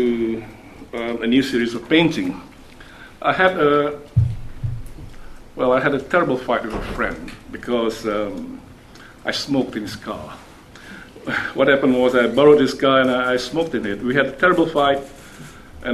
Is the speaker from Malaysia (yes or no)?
yes; Malaysia; I come from Malaysia